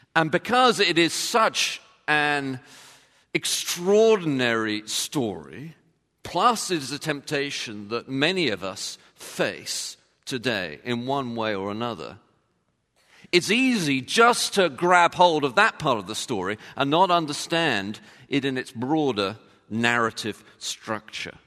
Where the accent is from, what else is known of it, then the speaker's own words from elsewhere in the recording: London, United Kingdom; being from London